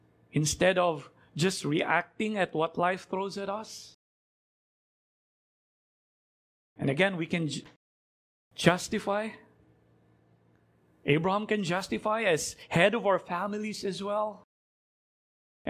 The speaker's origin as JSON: {"language": "English", "country": "Philippines", "said": "as a Filipino"}